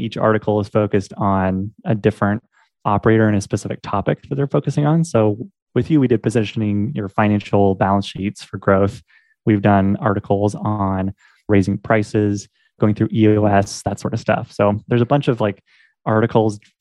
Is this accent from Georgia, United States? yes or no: no; Portland, Oregon, United States; moved away as an adult; now in Omaha, United States; I'm from Portland, Oregon, currently living in Omaha, Nebraska